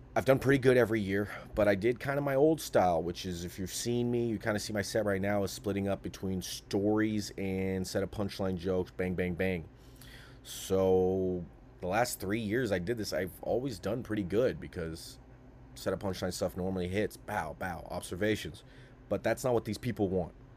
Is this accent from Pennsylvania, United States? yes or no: no; Sacramento, California, United States; I'm a guy from Sacramento